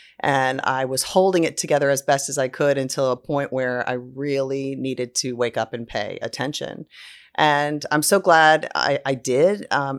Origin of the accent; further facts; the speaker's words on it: Delaware, United States; I grew up on the Delaware coast and had a boat with my family on the Chesapeake Bay and just grew up with a love of nature and the water.